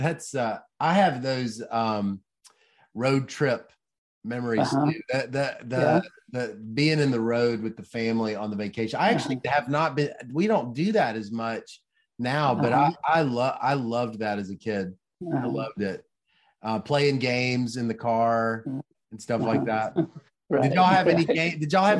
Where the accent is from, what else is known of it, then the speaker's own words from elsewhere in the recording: the South, United States; you can tell I'm from the south.